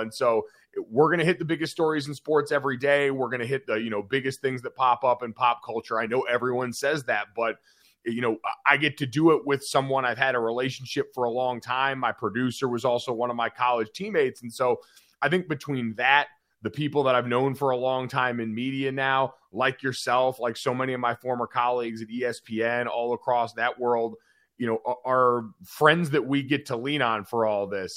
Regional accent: Northeast, United States; I grew up playing lacrosse in the Northeast.

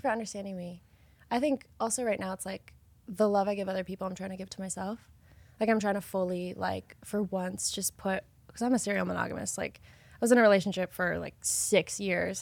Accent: Idaho, United States; I'm from Idaho

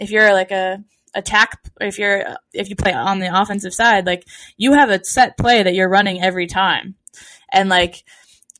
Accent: New England, United States; growing up in New England

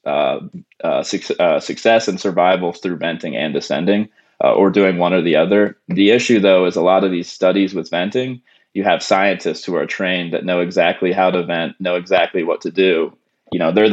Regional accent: Pennsylvania, United States; moved away as an adult; also born or lived in Tampa, Florida / Louisiana; I grew up in Pennsylvania

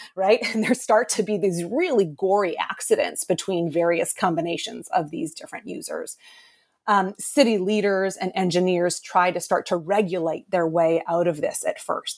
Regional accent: Boston, Massachusetts, United States; I'm from Boston originally

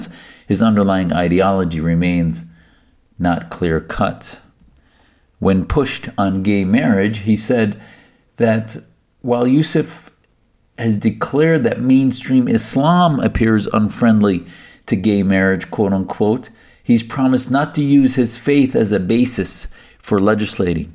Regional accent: United States; I, as an American Muslim, certainly care about my country's foundations

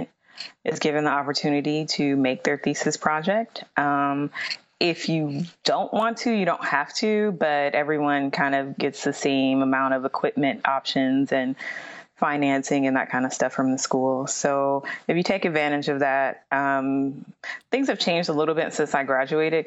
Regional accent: Youngstown, Ohio, United States; moved away; I'm originally from Youngstown, Ohio.

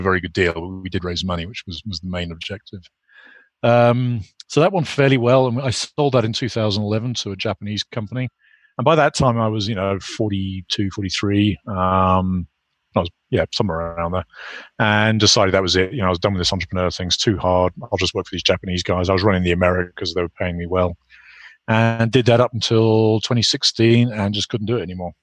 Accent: United Kingdom; moved away as an adult; also born or lived in Ireland; I grew up in the UK, obviously, as you can you can probably gather from my accent

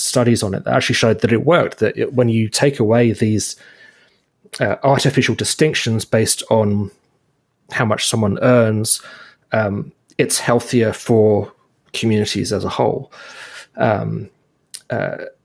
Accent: United Kingdom; now in Ontario, Canada; when I was growing up in Britain with what we call council housing

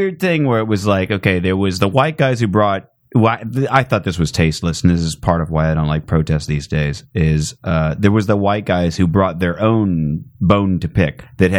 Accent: Phoenix, Arizona, United States; I'm from Phoenix. There's not a lot of trees.

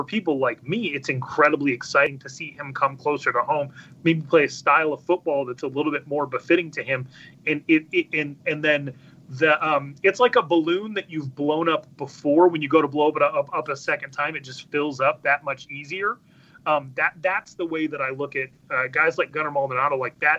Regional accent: Chandler, Arizona, United States; my time growing up in Chandler.

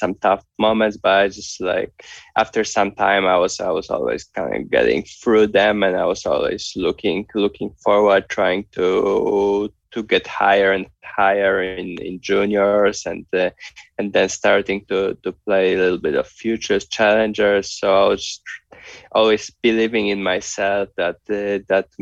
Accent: Poland; being from Poland

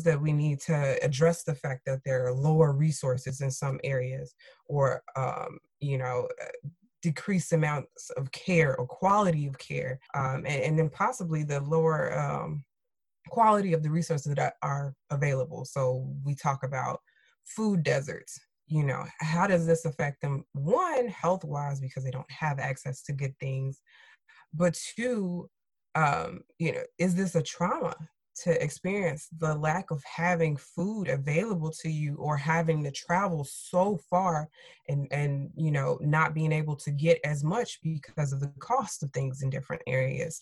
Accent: Chicago, Illinois, United States; I'm from Chicago

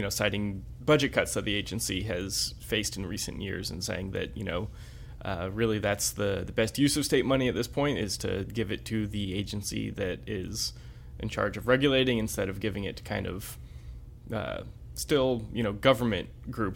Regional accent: Florida, United States; now in North Carolina, United States; I'm from Florida

